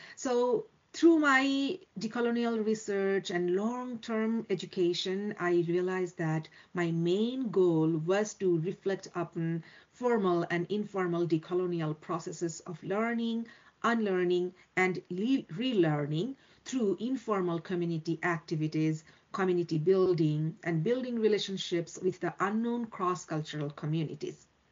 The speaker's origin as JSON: {"language": "English", "country": "Bangladesh", "tie": "born or raised there", "also_born_or_lived": "Sweden / Norway / Toronto, Canada / Saskatoon, Canada", "moved": "as an adult", "lives_now": "Canada", "said": "I born and brought up in Bangladesh and uh, left my home country at the age of 23"}